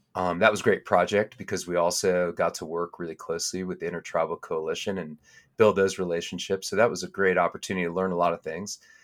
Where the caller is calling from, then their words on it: Estes Park, Colorado, United States; I'm calling in from Estes Park, Colorado, where I live, uh, with my family